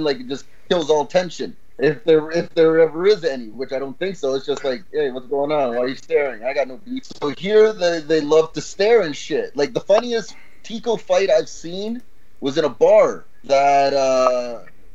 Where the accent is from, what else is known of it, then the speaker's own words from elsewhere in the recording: Canada; moved away as an adult; now in Costa Rica; being born in Canada, raised in a bubble, in the suburbs